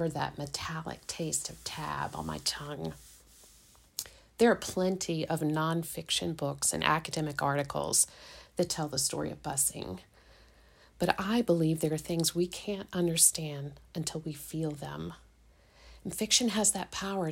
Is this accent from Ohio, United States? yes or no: no; Richmond, Virginia, United States; I'm a native of Richmond, Virginia